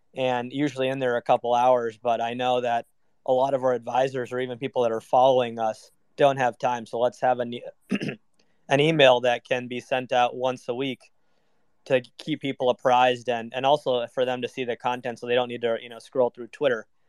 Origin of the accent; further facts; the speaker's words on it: Minnesota, United States; moved away as an adult; also born or lived in New York / London; I grew up in Minnesota